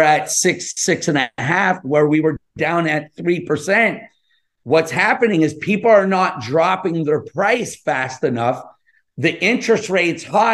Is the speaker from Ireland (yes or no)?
no; Montreal, Quebec, Canada; moved away; also born or lived in California; I'm Canadian. I'm from Montreal. I grew up in Montreal and Pointe Saint-Charles.